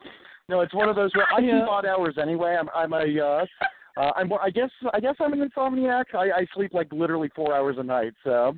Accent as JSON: {"language": "English", "region": "Ohio", "country": "United States", "tie": "born or raised there"}